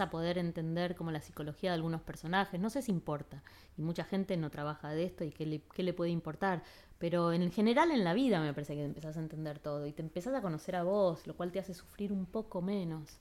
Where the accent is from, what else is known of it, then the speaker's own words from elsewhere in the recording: Argentina; moved away as an adult; also born or lived in Los Angeles; soy de Argentina